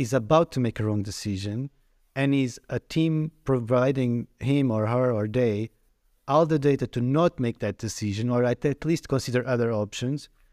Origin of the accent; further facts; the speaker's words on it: Portugal; moved away as an adult; I come from Portugal. Mm. I came mm. in 2009, in the peak of the economic crisis